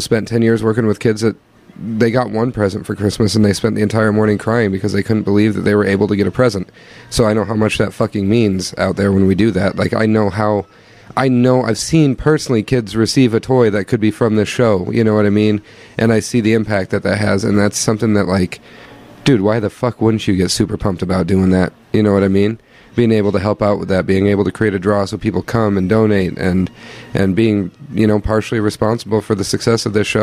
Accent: Osage, Iowa, United States; moved away as an adult; also born or lived in Greene, Iowa / Mason City, Iowa; I grew up in Osage. Before that, I lived in Green. I went to high school in Osage

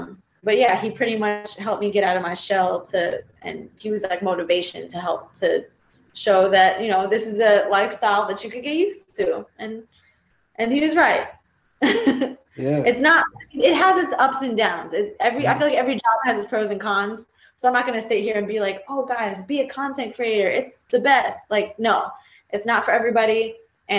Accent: Philippines; but to be more specific, because there's like a trillion different Asians out there, but I'm Filipino.

